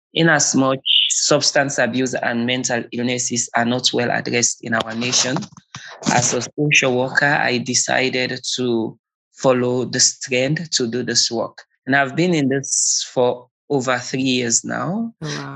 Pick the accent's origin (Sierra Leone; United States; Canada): Sierra Leone; born and raised in Sierra Leone, West Africa.